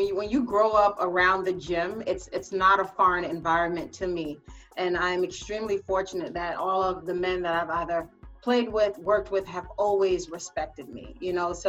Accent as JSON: {"language": "English", "town": "New York City", "region": "New York", "country": "United States", "tie": "born or raised there", "said": "growing up here in New York City, I come from Caribbean and American roots"}